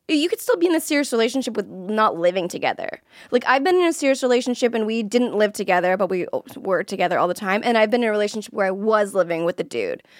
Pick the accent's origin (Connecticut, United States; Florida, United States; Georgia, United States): Florida, United States; I'm from Florida, and a lot of people that I went to high school